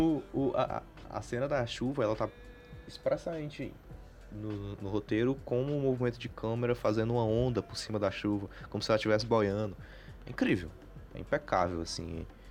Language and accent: Portuguese; Brazil; como brasileiro